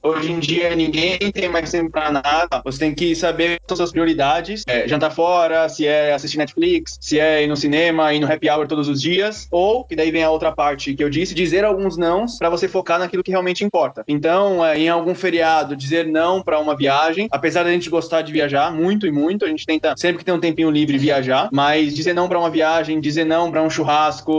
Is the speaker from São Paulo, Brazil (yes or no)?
yes; São Caetano do Sul, São Paulo, Brazil; venho daqui de São Caetano